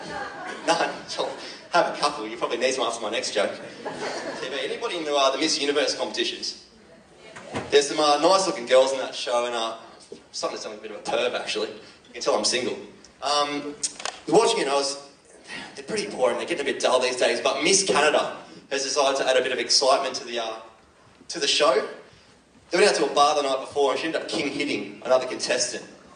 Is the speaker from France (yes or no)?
no; Cronulla, New South Wales, Australia; moved away as an adult; now in Victoria, Australia; I'm from Cronulla